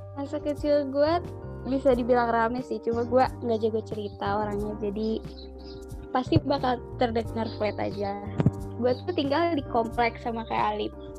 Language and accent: Indonesian; Bandung, West Java, Indonesia; gue orang Bandung